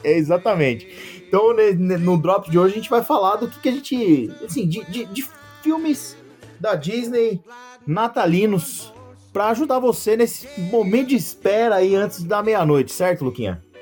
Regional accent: Brazil; a gente, como brasileiro

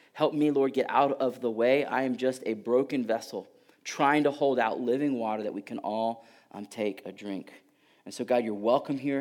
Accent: Houston, Texas, United States; moved away; Born and raised in Houston

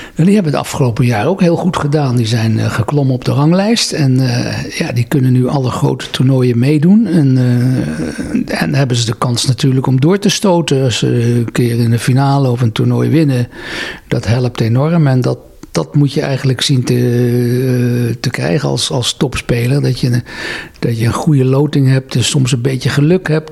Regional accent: Netherlands; also born or lived in Engelberg, Switzerland; Ik ben in Nederland opgegroeid. Ik heb hier mijn hele leven doorgebracht

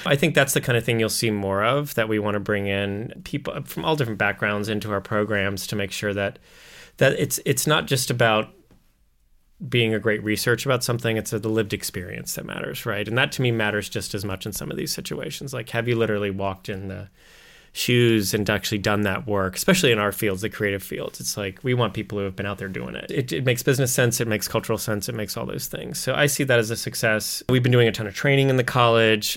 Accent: Missouri, United States; we're like farmers from Missouri. We say Missouri, not Missouri

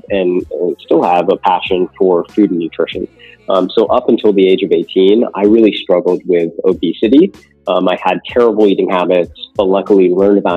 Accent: California, United States; I grew up in California

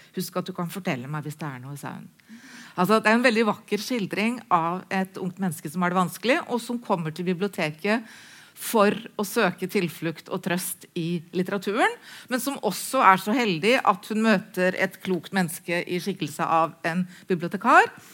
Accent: Halden, Viken, Norway; Jeg er oppvokst i Halden

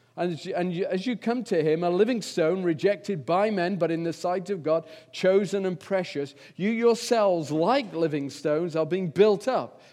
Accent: England, United Kingdom; I'm English

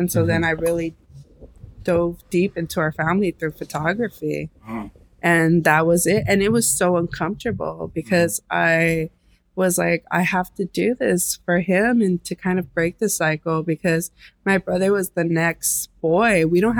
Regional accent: El Paso, Texas, United States; now in Los Angeles, United States; because we came from El Paso, Texas to Los Angeles. And that's such a big leap in Mexico. And I just wanted to understand everything. We disconnected from our Mexican roots in that way.

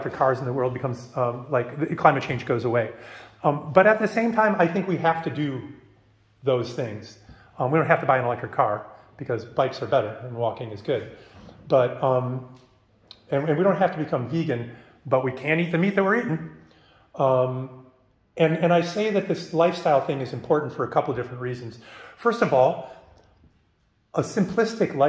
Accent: Midwest, United States; I grew up in the Midwest

